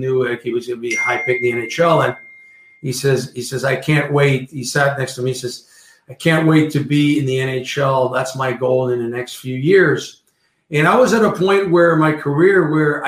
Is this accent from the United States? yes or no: no; Salaberry-de-Valleyfield, Quebec, Canada; English is a second language; also born or lived in Verdun; growing up Valley Field, I didn't speak English much back then